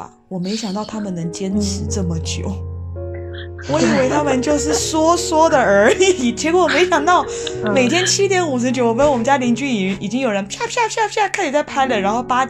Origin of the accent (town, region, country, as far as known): Taiwan; now in Madrid, Spain